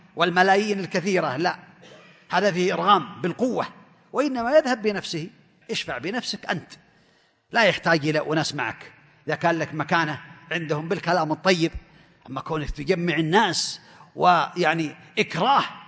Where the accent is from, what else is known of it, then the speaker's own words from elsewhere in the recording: Saudi Arabia; عندنا في المملكة العربية السعودية